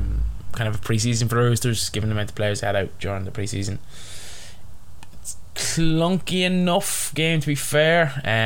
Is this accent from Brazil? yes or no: no; Ireland; as an Irishman, as an overweight ginger Irishman.